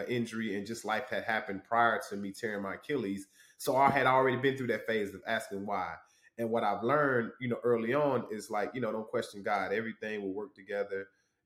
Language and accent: English; Douglasville, Georgia, United States; also born or lived in Huntsville, Alabama; I moved to Douglasville, Georgia. So I consider Douglasville, Georgia, like my hometown. I moved there when I was 9.